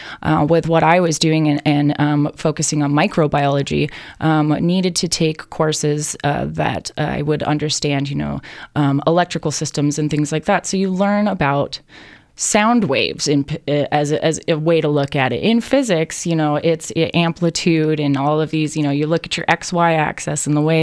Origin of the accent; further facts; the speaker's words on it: Hawaii, United States; growing up in Hawaii